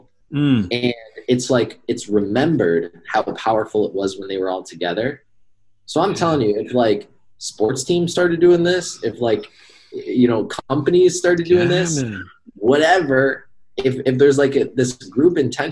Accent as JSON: {"language": "English", "region": "New York", "country": "United States", "moved": "yes", "lives_now": "Arizona, United States", "said": "I'm from New York. In fact, I'm going back home tomorrow"}